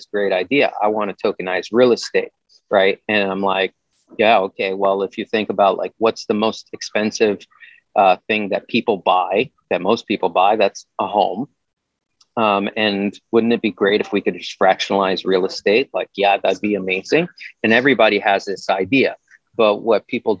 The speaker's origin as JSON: {"language": "English", "region": "New York", "country": "United States", "tie": "born or raised there", "said": "When I was growing up in New York in the 90s, I was in a band"}